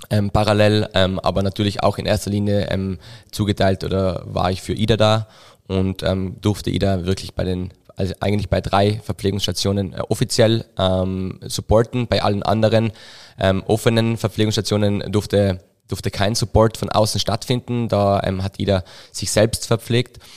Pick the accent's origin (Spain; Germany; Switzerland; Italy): Italy; Trentino-Alto Adige; now in Innsbruck, Austria; ursprünglich eigentlich Südtiroler, ähm, wie man es vielleicht ein bisschen hört, ähm, ab und zu, ähm, mein Dialekt sehr gemischt mittlerweile.